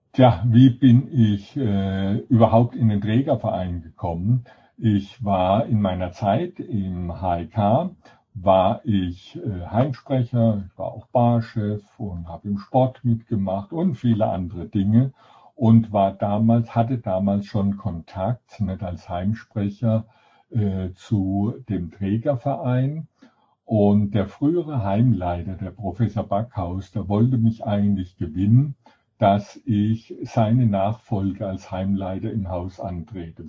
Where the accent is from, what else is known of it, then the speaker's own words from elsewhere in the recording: Sinsheim, Baden-Württemberg, Germany; moved away; also born or lived in Heidelberg; Ich bin in Heidelberg geboren und bin dann in Sinsheim